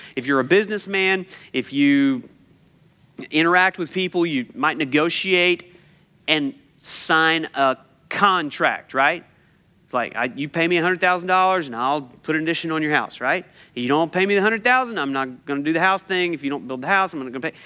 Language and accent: English; United States; I'm an American